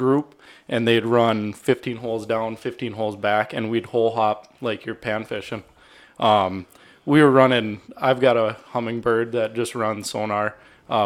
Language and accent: English; Devils Lake, North Dakota, United States; now in Fargo, United States; So I grew up on Devil's Lake. My parents are still there